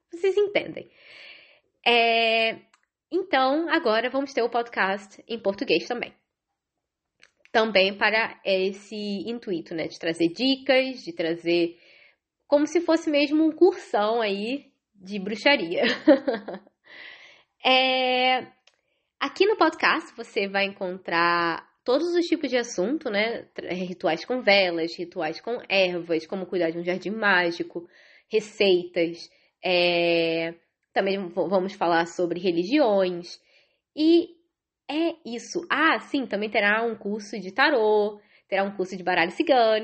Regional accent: Rio de Janeiro, Brazil; moved away as an adult; now in Ireland; moro na Irlanda desde 2010, é, sou carioca

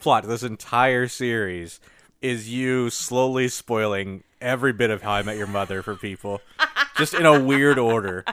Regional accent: United States; I'm an American.

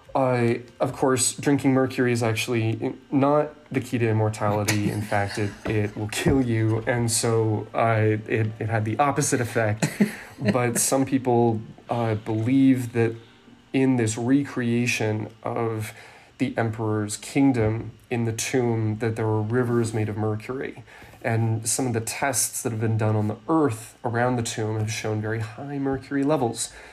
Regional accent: California, United States; where I grew up in California

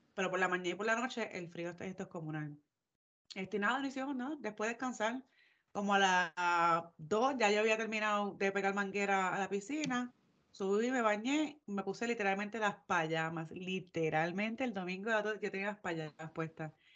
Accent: Puerto Rico; now in Georgia, United States; somos de Puerto Rico, sabemos lo que es el calor

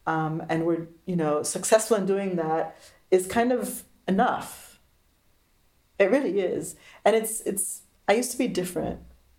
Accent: Tacoma, Washington, United States; moved away as an adult; also born or lived in Berlin, Germany; I grew up in America. I was born in Tacoma. I moved to Berlin in 87.

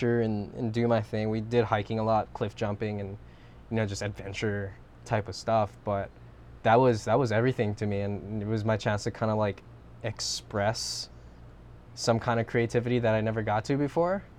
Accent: Molokai, Hawaii, United States; Based out of Hawaii, I was born and raised on Molokai

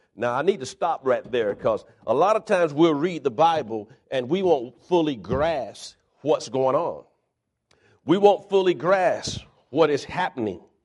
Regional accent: Pompano Beach, Florida, United States; moved away; also born or lived in Fort Lauderdale, Florida; I was born in Fort Lauderdale, and I grew up in a city called Pompano Beach, Florida

